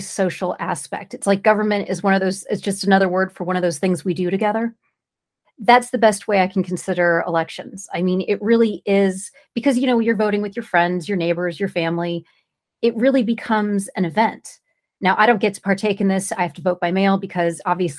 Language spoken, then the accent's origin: English; California, United States; I'm from California